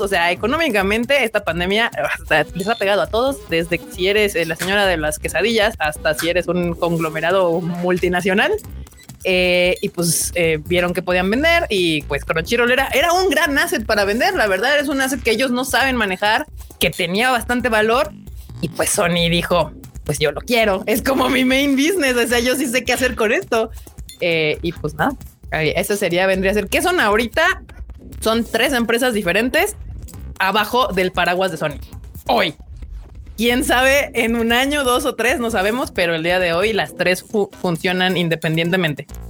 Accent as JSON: {"language": "Spanish", "country": "Mexico", "said": "buenos Mexos y latinos que somos"}